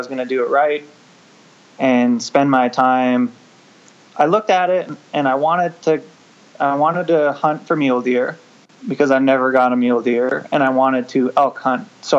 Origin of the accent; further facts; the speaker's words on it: northern Michigan, United States; moved away as an adult; now in eastern Washington, United States; Where I grew up in the Midwest, everything was public, almost. Yeah, I grew up in northern Michigan, as far north as you can go, and there's a lot of public land. And then out here, it was a change of pace, especially where we live in eastern Washington.